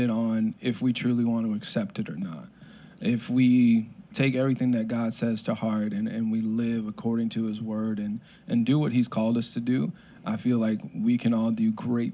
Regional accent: Florida, United States; also born or lived in New Haven, Connecticut / Waterbury, Connecticut; moved down to Florida. Been here since then

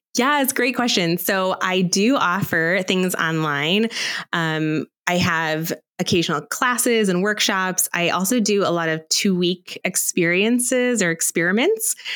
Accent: Aurora, United States; I grew up here in Aurora

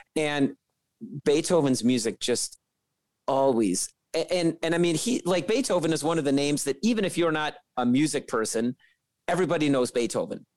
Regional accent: Chicago, Illinois, United States; I'm a trumpet player and I'm from Chicago

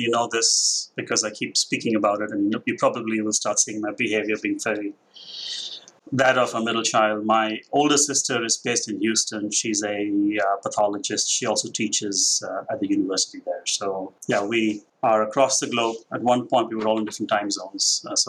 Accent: Mumbai, Maharashtra, India; moved away as an adult; now in United States; So the accent has its... I'm Indian. I grew up in Mumbai. I was there for the last 23.

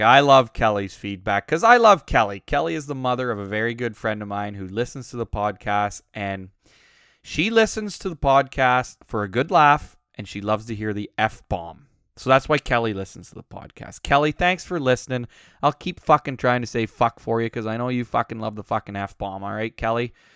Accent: Uxbridge, Ontario, Canada; moved away; also born or lived in Alberta; growing up in Uxbridge

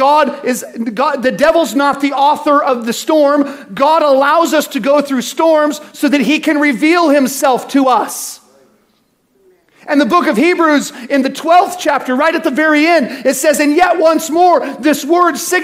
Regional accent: United States; also born or lived in California; I'm American

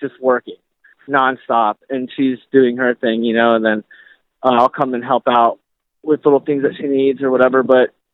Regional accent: Florida, United States; now in San Diego, United States; I'm from Florida originally

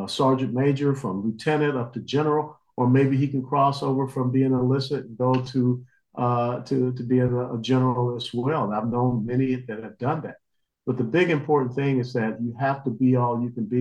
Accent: Georgia, United States; I grew up in Georgia, SEC football

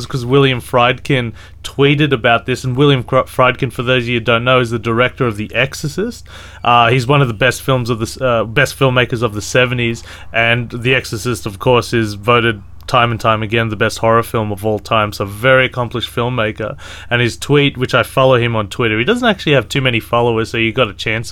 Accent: Australia; as an Australian

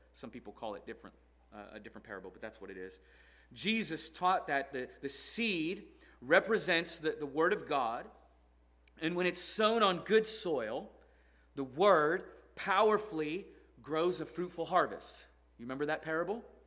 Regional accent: Portland, Oregon, United States; I'm from Portland, Oregon, where it's always raining

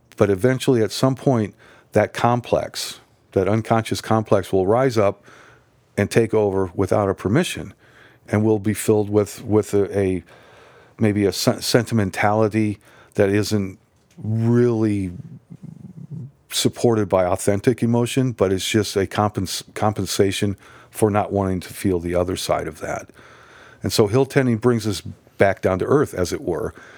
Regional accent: Nebraska, United States; I grew up in Nebraska

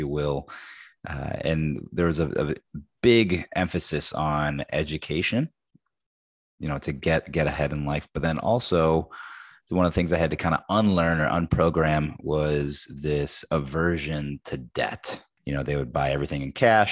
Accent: Chicago, Illinois, United States; grew up in the west side of Chicago, west suburbs, if you will. I'm the son of two immigrants from Brazil

